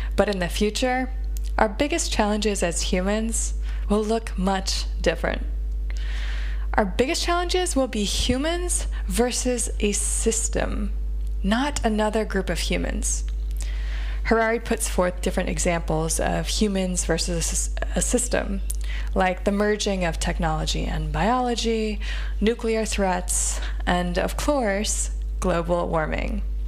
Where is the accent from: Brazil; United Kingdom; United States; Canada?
United States; As an American